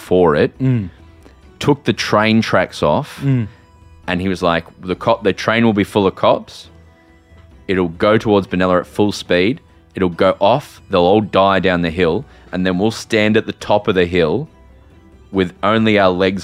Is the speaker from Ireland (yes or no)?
yes; Ireland; as an Irish person